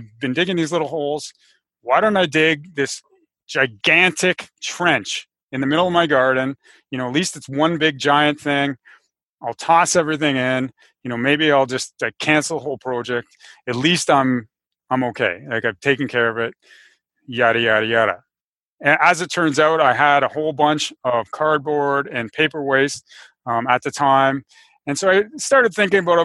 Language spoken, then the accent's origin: English; Canada; I live in Canada. I'm Canadian